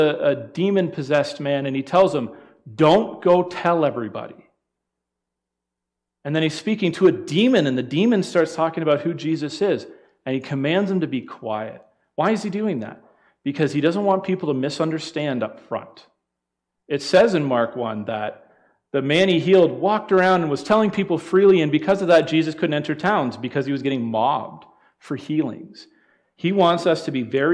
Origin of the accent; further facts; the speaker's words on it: London, Ontario, Canada; Us Ontario people